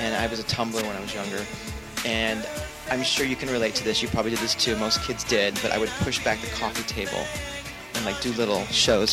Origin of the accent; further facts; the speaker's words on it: Los Angeles, California, United States; also born or lived in Midwest / New York; we settled here when I was ten years old